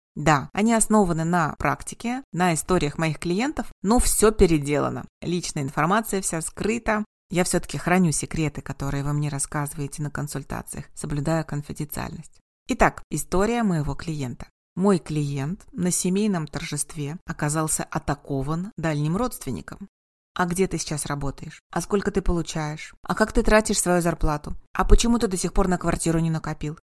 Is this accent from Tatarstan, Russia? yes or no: yes; Kazan, Tatarstan, Russia; Я принимаю как в родном городе, в Казани, так и онлайн